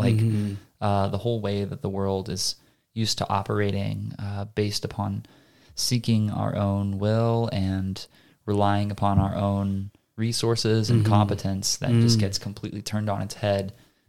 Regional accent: United States; I'm just an American mudblood.

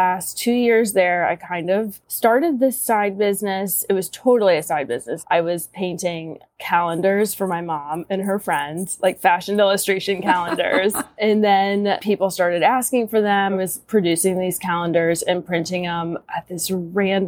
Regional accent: Cincinnati, Ohio, United States; moved away; I'm originally from Cincinnati, Ohio.

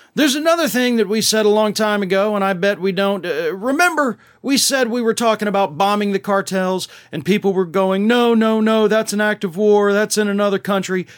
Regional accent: Florida, United States; down here in my home state of Florida

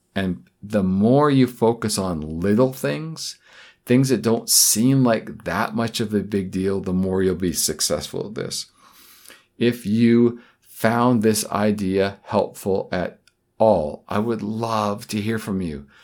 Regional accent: Vancouver, British Columbia, Canada; my hometown, Vancouver, British Columbia, Canada

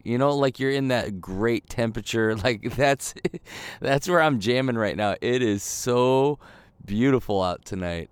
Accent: Midwest, United States; moved away; when I grew up in the Midwest

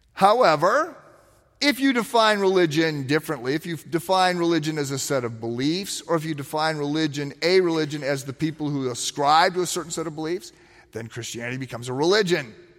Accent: East Moline, Illinois, United States; moved away as an adult; When I was in high school, I, I lived in East Moline, Illinois, which is its own city, like North Chicago

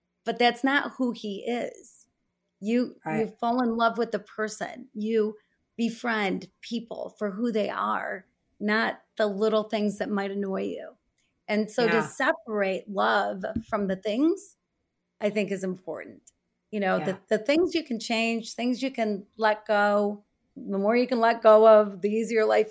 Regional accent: United States; I'm American

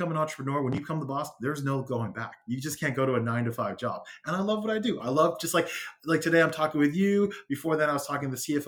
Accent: Los Angeles, California, United States; also born or lived in Whittier, California / Diamond Bar, California / Rowland Heights, California; So I'm born and raised from Los Angeles

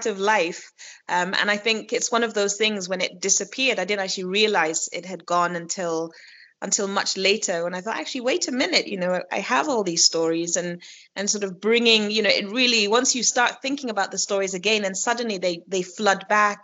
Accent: Kenya; accent: Kenyan; when I find myself with other Kenyan people, even when I speak English, my accent changes to a more Kenyan accent of speaking English

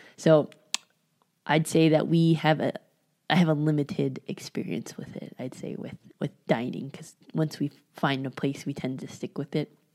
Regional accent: San Francisco Bay Area, California, United States; moved away as an adult; also born or lived in Georgia / Mexico; now in Las Vegas, United States; I grew up in San Francisco Bay Area

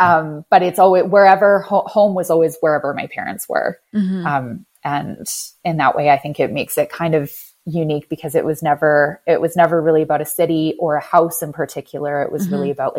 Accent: Canada; also born or lived in Moncton / Vancouver / Ottawa / Washington, District of Columbia, United States; I basically say that I'm a Canadian gypsy in a way.

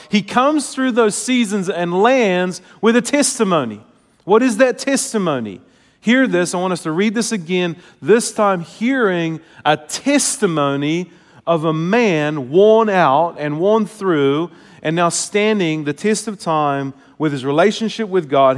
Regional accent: New Zealand; moved away; I come from Kiwi culture

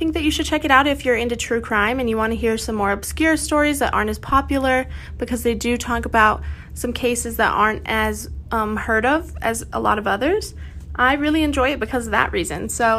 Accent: Bisbee, Arizona, United States; I'm from Bisbee, Arizona.

